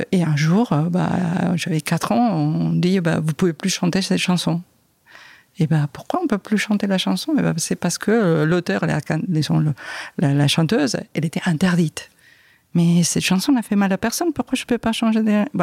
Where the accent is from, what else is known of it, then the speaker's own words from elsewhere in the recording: France; Donc euh, mes enfants ont été élevés en espagnol, ici en France, on est nés en France euh, et élevés en espagnol.